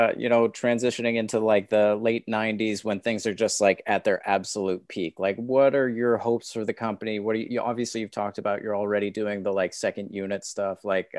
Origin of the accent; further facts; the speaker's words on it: California, United States; I'm from California